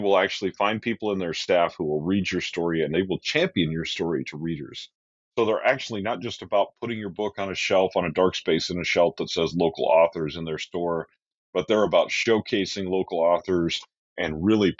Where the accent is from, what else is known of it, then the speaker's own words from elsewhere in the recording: Idaho Falls, Idaho, United States; now in Boise, United States; Idaho Falls, which is my hometown where I grew up